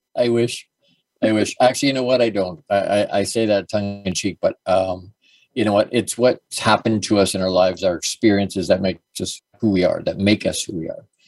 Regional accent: Dorchester, Ontario, Canada; also born or lived in Toronto, Canada; I was born in Toronto, actually, uh, and then we moved to Dorchester. But at a really, really young age

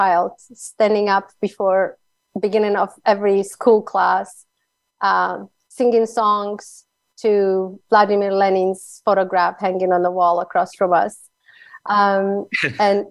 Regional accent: Slovakia; accent: Slovak; English is a second language; moved away as an adult; also born or lived in England; now in United States; I still can't get rid of my Slovak accent

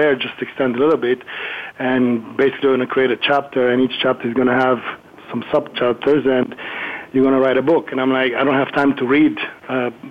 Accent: Germany; first language German; English is a second language; moved away as an adult; now in Miami, United States; With my family, from my mom and dad, I learned English and Italian. And German, of course, was my native language

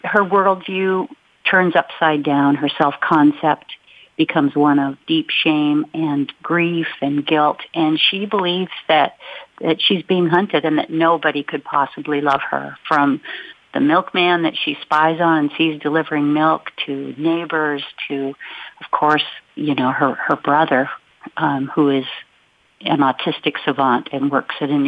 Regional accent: Olympic Peninsula, Washington, United States; I grew up on the Olympic Peninsula, where our town was sandwiched between the Olympic Mountains and the Strait of Juan de Fuca

